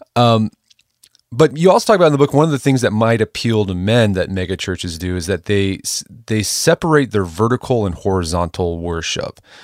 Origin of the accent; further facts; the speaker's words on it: Oklahoma, United States; I'm from Oklahoma